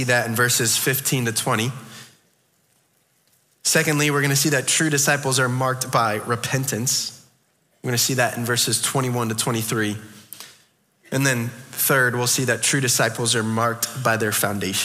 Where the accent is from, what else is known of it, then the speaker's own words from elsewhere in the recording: Connecticut, United States; moved away; I'm from Connecticut